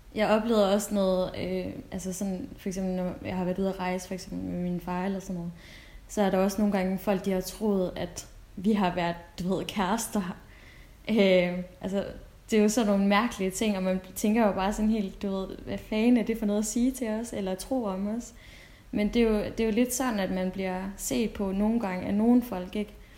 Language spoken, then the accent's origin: Danish; Denmark; jeg er fra Danmark